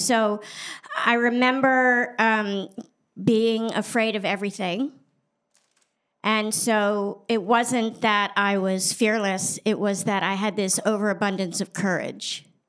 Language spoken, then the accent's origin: English; Paris, Île-de-France, France; born there; I was born in Paris because my father was a foreign correspondent.